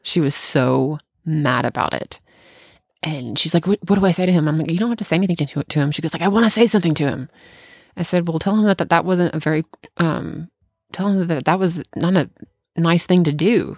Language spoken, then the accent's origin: English; Bartlett, United States; moved away; back in my hometown